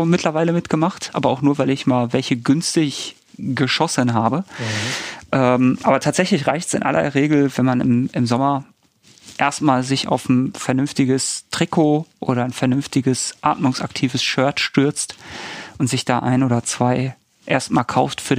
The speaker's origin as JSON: {"language": "German", "town": "Bochum", "region": "North Rhine-Westphalia", "country": "Germany", "said": "also mir wäre das sehr wichtig und da bin ich vielleicht als Bochumer auch so"}